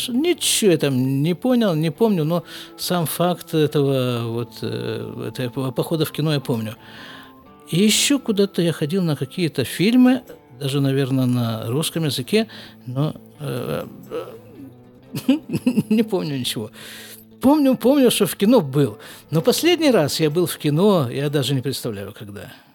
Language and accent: Russian; Krasnoyarsk, Krasnoyarsk Krai, Russia; born or raised there; moved away as an adult; also born or lived in Jerusalem, Israel; now in Israel